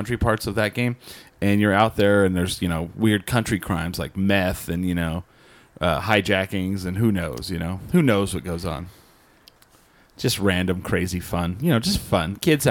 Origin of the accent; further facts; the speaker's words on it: outside of Albuquerque, New Mexico, United States; now in Albuquerque, United States; growing up outside of Albuquerque